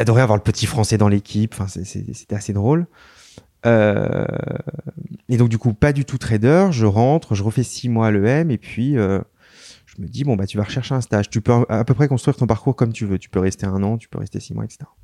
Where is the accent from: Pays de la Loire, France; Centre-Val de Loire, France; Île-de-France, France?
Île-de-France, France; Paris; je suis né à Paris, j'ai vécu à Paris, mais ma mère est très parisienne et je suis d'origine bretonne.